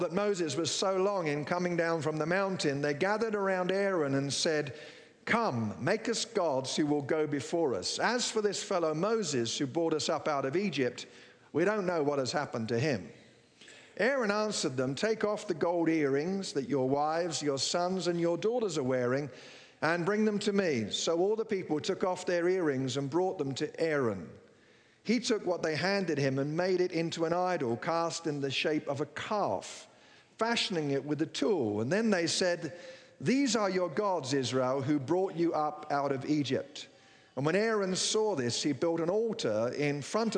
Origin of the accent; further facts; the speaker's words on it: England, United Kingdom; moved away as an adult; now in United States; I'm from England